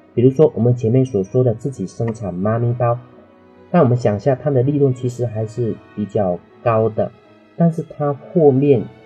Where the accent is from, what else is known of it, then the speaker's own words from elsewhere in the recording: Dehua, Fujian, China; moved away; 在我老家德化一次陶瓷的产业带， 老家有很多人都是在卖陶瓷的